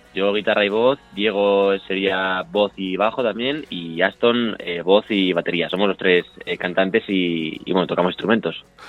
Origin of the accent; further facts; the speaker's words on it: Madrid, Community of Madrid, Spain; yo soy de Madrid